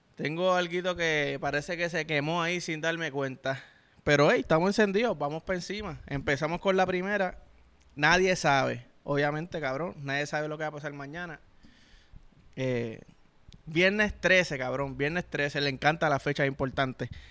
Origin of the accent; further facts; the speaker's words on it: Puerto Rico; un boricua, cabrón, sobre todo chamaquito, yo que jugaba